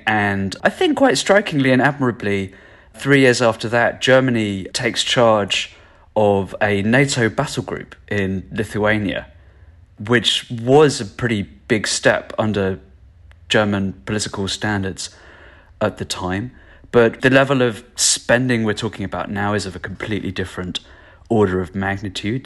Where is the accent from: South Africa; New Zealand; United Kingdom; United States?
United Kingdom; as a British journalist